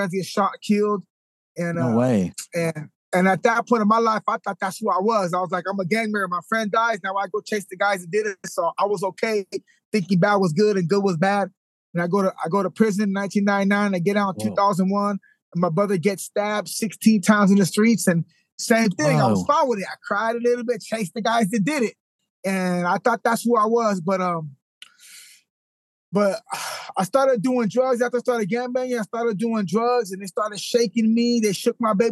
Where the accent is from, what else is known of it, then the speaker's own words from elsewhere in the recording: Modesto, California, United States; I was born in Modesto, California. I had a pretty decent family. My mom, my dad, they was there. There was cannery workers.